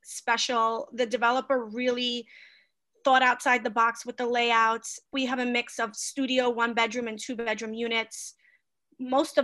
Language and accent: English; New York City, New York, United States; I grew up on Hick Street right off of DeGraw.